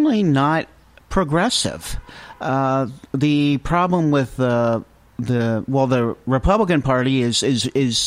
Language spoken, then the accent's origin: English; New Jersey, United States; now in Newport, United States; I come from New Jersey